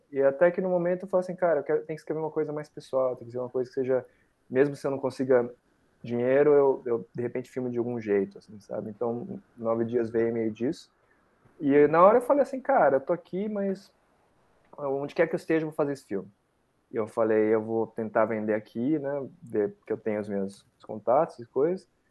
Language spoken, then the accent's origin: Portuguese; Brazil